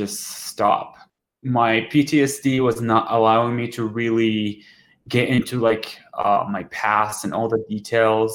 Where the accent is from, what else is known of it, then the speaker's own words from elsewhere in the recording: Jordan; now in Denver, United States; I'm from Jordan originally, and I live in Denver currently.